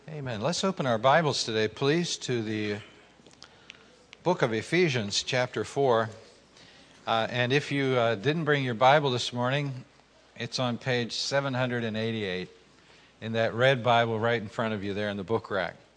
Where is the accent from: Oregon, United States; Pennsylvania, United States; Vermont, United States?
Pennsylvania, United States; Pittsburgh; growing up in Pittsburgh